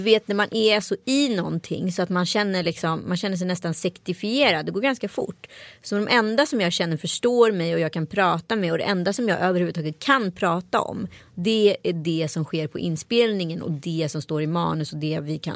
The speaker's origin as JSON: {"language": "Swedish", "town": "Strömstad", "region": "Västra Götaland", "country": "Sweden", "tie": "born or raised there", "said": "folk från Strömstad där jag växte upp vet hur mycket sketcher jag har filmat"}